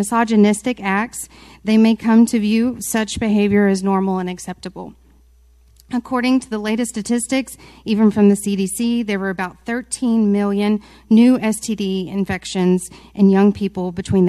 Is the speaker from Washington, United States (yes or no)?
no; Mansfield, Texas, United States; Mansfield is my hometown, okay? I'm a product of MISD